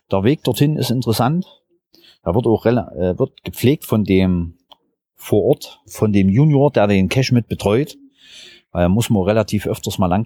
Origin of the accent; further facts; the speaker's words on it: Crimmitschau, Saxony, Germany; G10 ist 614. Ich komme aus Grimmitschau in Sachsen.